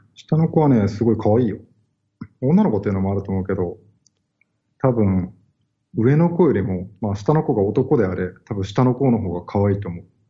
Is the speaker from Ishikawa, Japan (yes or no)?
yes; Kanazawa, Ishikawa, Japan; born or raised there; now in Tokyo, Japan